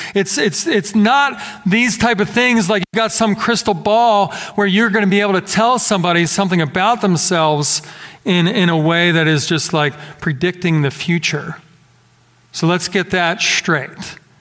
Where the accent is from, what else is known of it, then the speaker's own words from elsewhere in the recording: Philadelphia, Pennsylvania, United States; growing up in the Philadelphia area